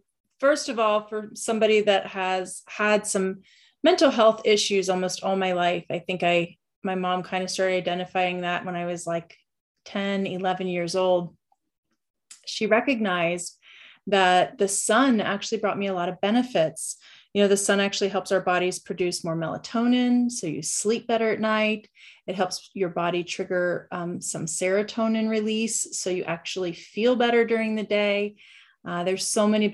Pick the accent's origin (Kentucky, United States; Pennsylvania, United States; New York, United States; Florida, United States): Pennsylvania, United States; Western; also born or lived in Central Ohio; now in Ohio, United States; grew up naturally in Western Pennsylvania with six siblings